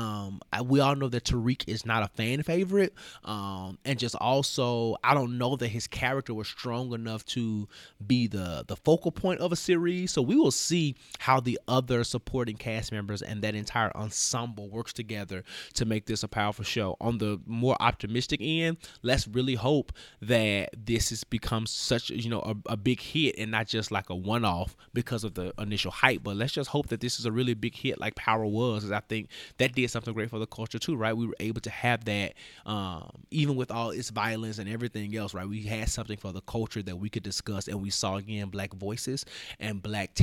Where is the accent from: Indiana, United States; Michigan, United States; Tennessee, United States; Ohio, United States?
Tennessee, United States; Memphis; elected official from my hometown. What up, Memphis?